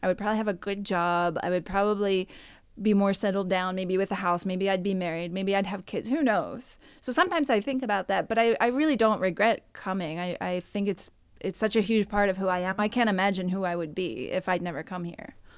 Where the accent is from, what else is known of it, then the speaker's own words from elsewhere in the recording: United States; moved away as an adult; also born or lived in Nicaragua; now in Italy; I'm American